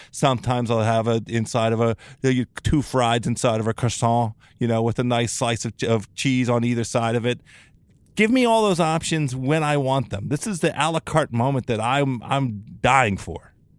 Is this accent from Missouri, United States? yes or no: no; Newport Beach, California, United States; I want that in my hometown